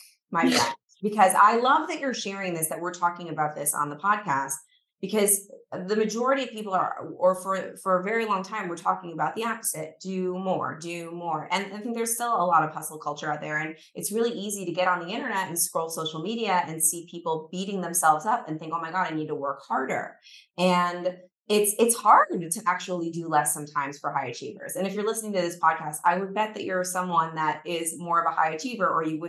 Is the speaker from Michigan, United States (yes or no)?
no; New York City, New York, United States; which is my favorite, being a New Yorker.